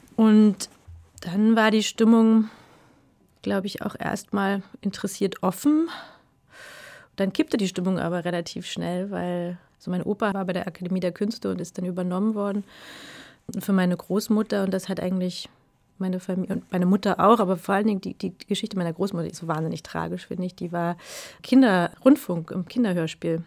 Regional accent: Berlin, Germany; born or raised there; also born or lived in Brandenburg

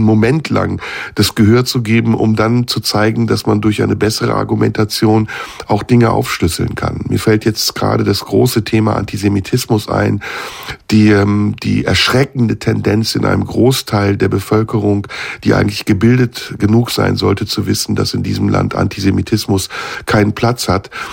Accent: Turkey; now in Germany; ich bin Türke, natürlich. Ich komme aus der Türkei, lebe in Deutschland, habe einen deutschen Pass, aber ich bin türkischer Herkunft

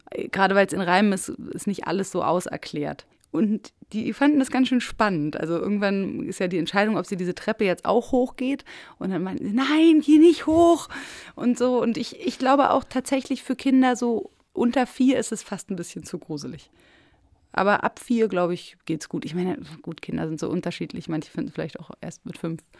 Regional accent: Berlin, Germany; weil ich natürlich irgendwie als Berlinerin, ich hatte mir so ein Brandenburger Flachbau-Bungalow-Ding am Kiefernwald vorgestellt.

